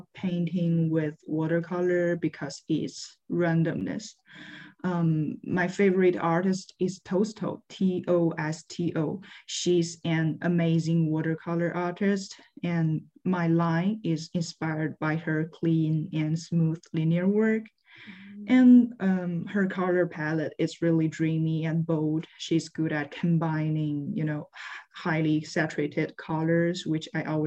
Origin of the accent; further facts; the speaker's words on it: Liaoning, China; English is a second language; moved away as an adult; now in Savannah, United States; I'm from Liaoning Province, China.